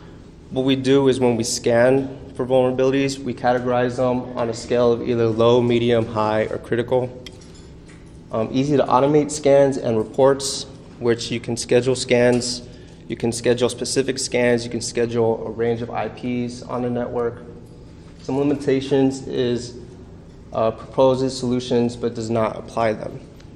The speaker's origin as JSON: {"language": "English", "town": "Tucson", "region": "Arizona", "country": "United States", "said": "I came from Tucson, Arizona."}